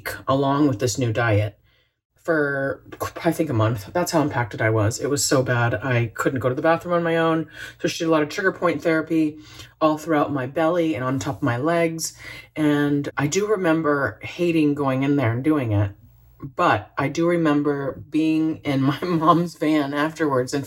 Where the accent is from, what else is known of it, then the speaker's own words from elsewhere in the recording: Florida, United States; I grew up in Florida, so we had Citrus City in our backyard